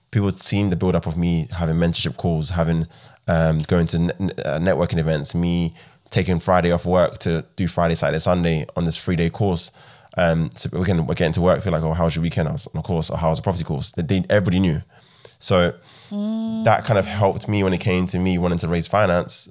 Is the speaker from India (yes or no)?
no; Ghana; also born or lived in United Kingdom; now in Midlands, United Kingdom; I'm from Ghana originally